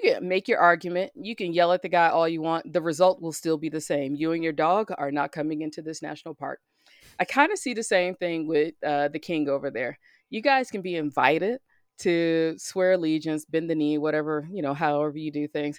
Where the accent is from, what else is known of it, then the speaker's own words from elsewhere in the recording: United States; as an American